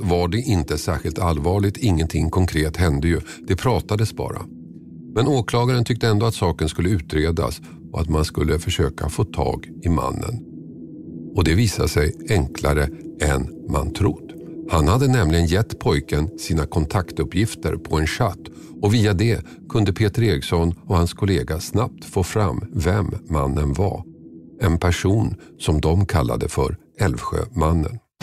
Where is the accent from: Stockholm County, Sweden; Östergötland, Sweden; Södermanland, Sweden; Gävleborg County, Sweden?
Stockholm County, Sweden; Tumba; i Tumba, orten där jag växte upp.